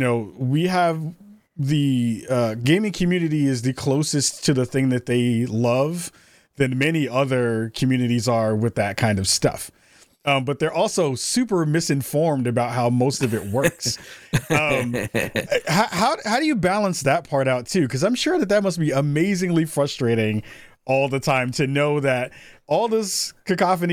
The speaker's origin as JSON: {"language": "English", "region": "New York", "country": "United States", "said": "me as a New Yorker"}